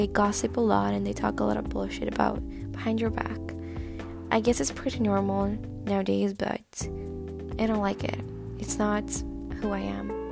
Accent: Stockholm, Stockholm County, Sweden; English is a second language; I am a 20-year-old girl from Sweden, Stockholm

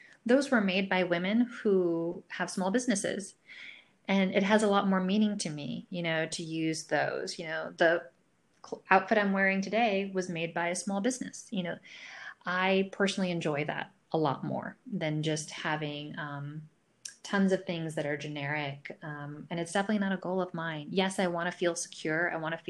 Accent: New York, United States; also born or lived in Boston; So I grew up in the north. I grew up in a big city, I grew up in New York. I was most recently in Boston.

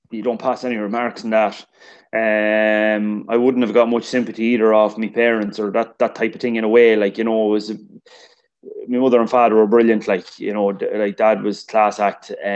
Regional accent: Longwood, Leinster, Ireland; where are you from? And you'd say, Longwood

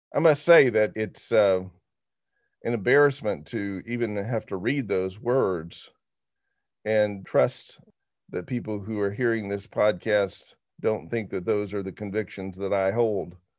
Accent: Arkansas, United States; I grew up in Arkansas

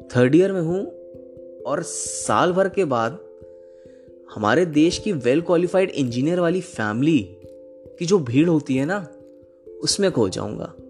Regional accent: Prayagraj, Uttar Pradesh, India; moved away as an adult; now in Jalandhar, India; इलाहाबाद का रहने वाला हूं माफ करिएगा प्रयागराज का

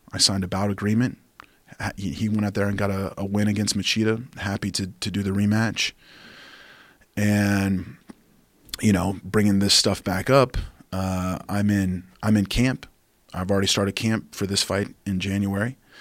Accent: Oklahoma, United States; now in Austin, United States; my home state, outside of Oklahoma

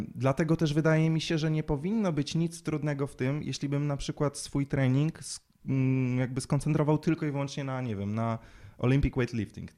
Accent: Łódź, Łódź Voivodeship, Poland; całą młodość, całe dzieciństwo spędziłem uprawiając sport. My trenowaliśmy w Łodzi

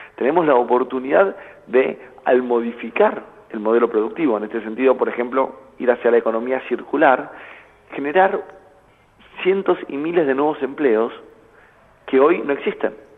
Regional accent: Argentina

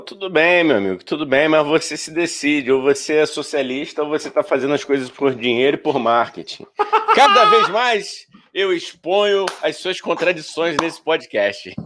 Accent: Rio de Janeiro, Brazil; eu sou carioca

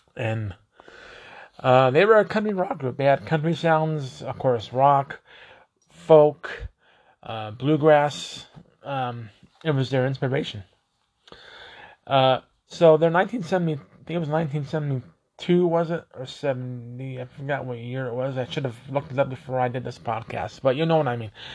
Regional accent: Colorado, United States; I'm from Colorado

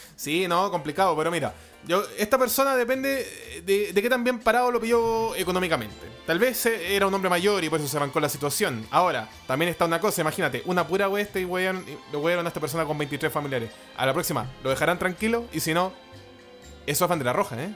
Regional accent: Chile; un hombre occidental chileno

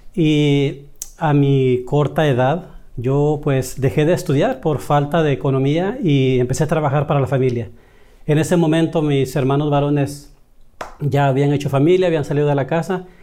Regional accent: El Salvador; moved away as an adult; now in United States; Yo soy de El Salvador y ya con 26 años aquí en los Estados Unidos

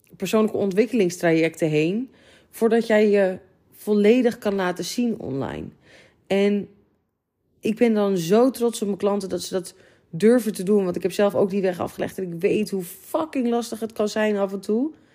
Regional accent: near Amsterdam, North Holland, Netherlands; wij komen uit de buurt van Amsterdam

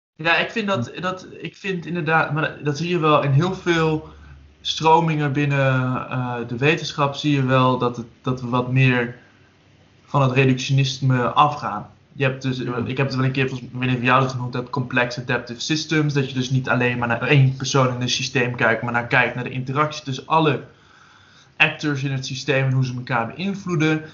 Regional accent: Drenthe, Netherlands; ik kom uit Drenthe

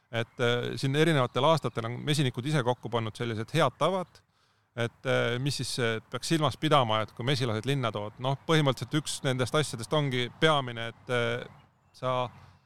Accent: Põlva, Põlva County, Estonia; moved away as an adult; now in Tallinn, Estonia; Tallinnasse ma sattusin alles kaks tuhat neli aasta, et enne seda ma olen Põlva, Põlvas olnud kogu elu. et ma tulin ülikooli Tallinnasse

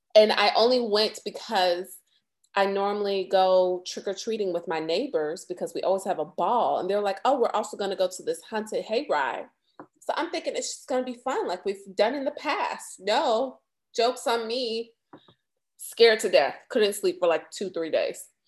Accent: Florida, United States; growing up in Florida at the time

